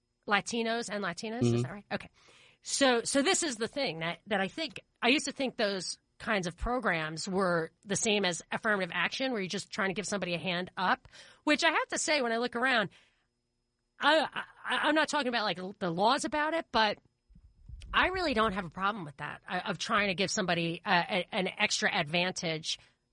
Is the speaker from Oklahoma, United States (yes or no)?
no; New York, United States; So I grew up in Rockland, the next county up. And I always looked to Westchester like, wow, you know, in awe.